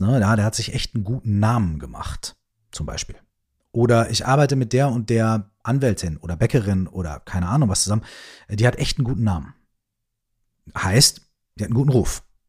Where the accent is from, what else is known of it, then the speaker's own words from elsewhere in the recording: Germany; bei uns in Deutschland